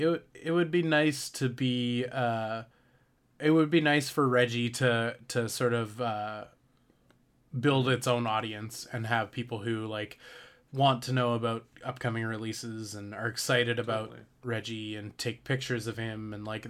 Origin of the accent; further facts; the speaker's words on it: Canada; I wanted to be Suck Lord, but nice, because I'm